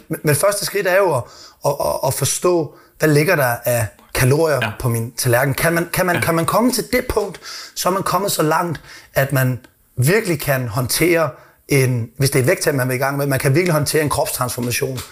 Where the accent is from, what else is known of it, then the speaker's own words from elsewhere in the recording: Odense, Southern Denmark, Denmark; Nu er jeg jo fra Odense